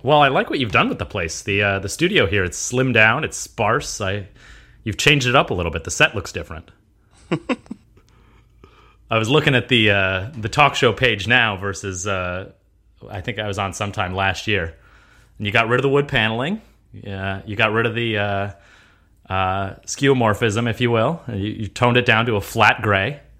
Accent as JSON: {"language": "English", "country": "United States", "tie": "born or raised there", "said": "I was born in America. I'm an American"}